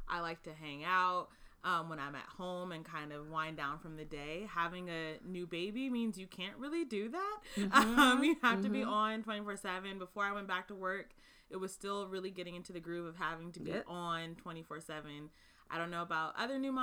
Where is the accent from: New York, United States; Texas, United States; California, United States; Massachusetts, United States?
California, United States; Oakland; I was born and raised in Oakland